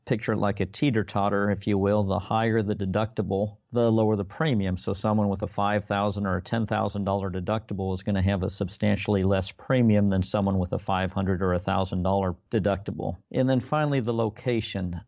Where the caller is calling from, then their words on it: Long Beach, California, United States; Calling from Long Beach, California this evening